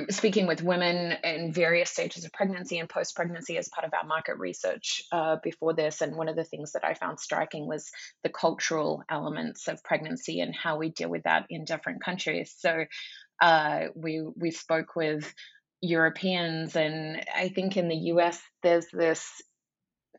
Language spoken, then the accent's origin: English; Australia; moved away; I'm Australian by birth